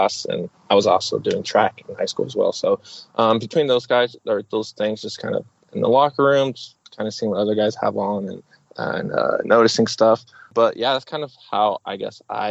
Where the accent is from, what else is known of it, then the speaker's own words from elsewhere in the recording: Oregon, United States; I'm from Oregon, up here in the United States